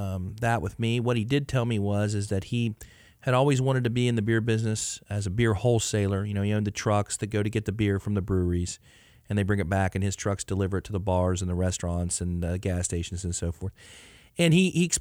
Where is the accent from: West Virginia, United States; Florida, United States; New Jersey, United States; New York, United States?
West Virginia, United States; growing up in West Virginia